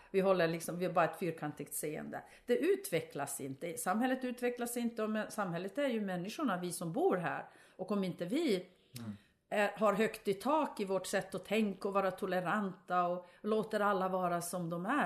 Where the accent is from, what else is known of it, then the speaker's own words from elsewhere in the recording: Norrbotten County, Sweden; de tyckte jag var en kuf för att jag, pratade, för att jag kom från Tornedalen.